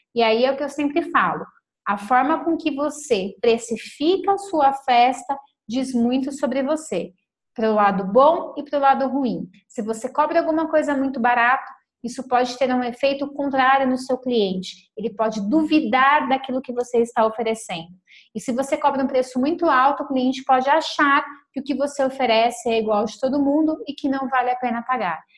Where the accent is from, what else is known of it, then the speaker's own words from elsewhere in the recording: São Paulo, Brazil; now in Lagoa Santa, Brazil; nós somos de São Paulo